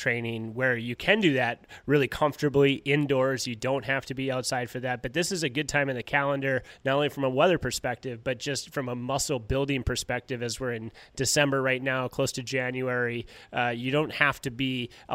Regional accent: Duluth, Minnesota, United States; I grew up in Duluth

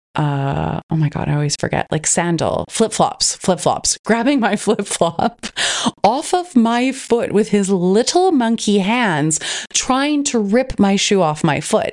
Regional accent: Canada; now in Australia; I'm originally from Canada. I live in Australia, and so all of my family is overseas

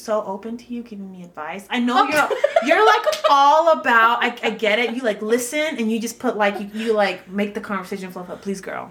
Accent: Utah, United States; also born or lived in Panama; I was born in Panama, moved here when I was 8, so Utah at this point is a second home, but I have people ask me questions about Utah, and I have like a perspective, like a third person, but it's like still home.

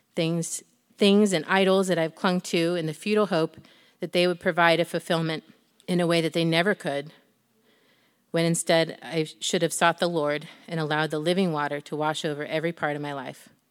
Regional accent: Northwestern Ohio, United States; I'm from Northwestern Ohio, born and raised on my family's farm

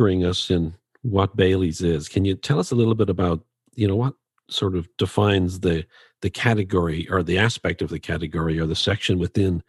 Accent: Dublin, Leinster, Ireland; the bar at the top of my street where I grew up in Dublin

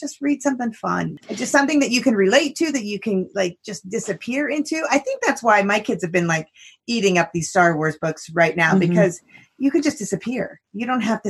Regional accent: Midwest, United States; we're from the Midwest

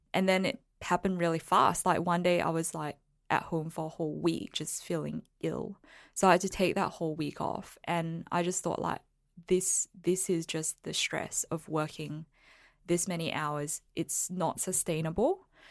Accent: Singapore; I was born in Singapore

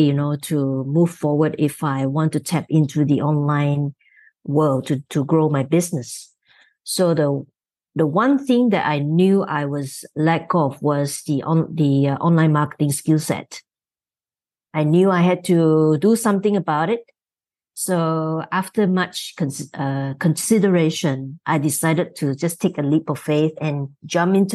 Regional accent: Malaysia; So I'm from Malaysia, so I'm on the other side of the world.

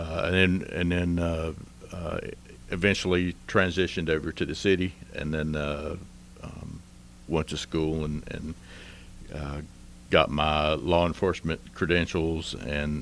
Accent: Hendersonville, North Carolina, United States; I was born here in Henderson County and pretty much, other than maybe a year, been here all my life

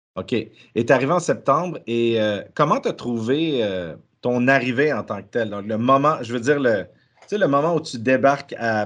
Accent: Quebec, Canada; moved away; je suis originaire du Québec

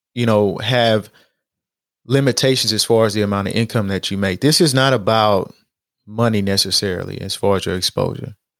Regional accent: Houston, Texas, United States; in Acres Homes, like, we ate Ponchos

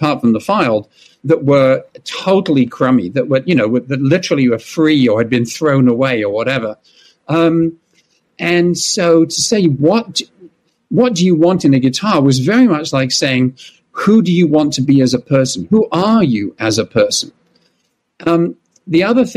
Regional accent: London, United Kingdom; moved away as an adult; now in United States; I was born in London and grew up in England.

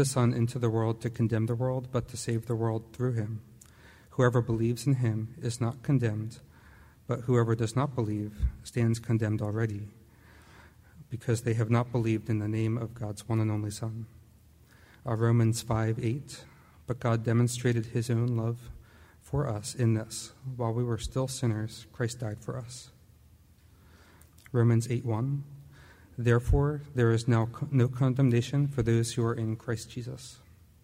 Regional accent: Perkasie, Pennsylvania, United States; I'm actually originally from Bucks County. I grew up in the Quakertown, Perkasie area

